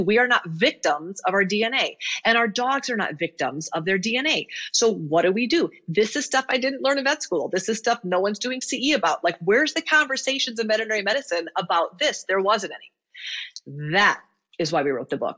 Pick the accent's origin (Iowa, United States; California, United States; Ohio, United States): Iowa, United States; I grew up in Iowa